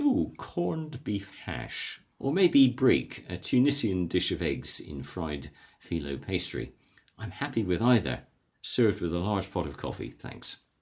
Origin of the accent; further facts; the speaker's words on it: West Bay, South West England, United Kingdom; I'm a West Dorset boy, born and bred in West Bay